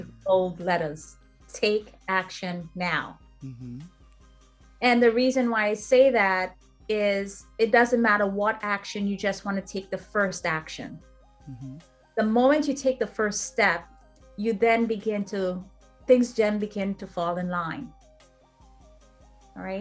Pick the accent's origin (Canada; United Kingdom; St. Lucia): St. Lucia; now in United States; I'm from St. Lucia